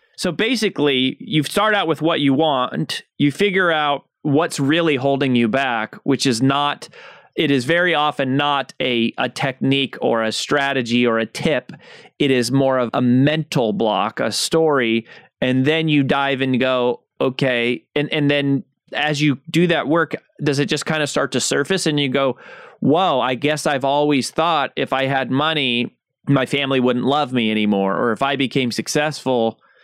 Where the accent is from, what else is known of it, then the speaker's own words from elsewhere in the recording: United States; as an American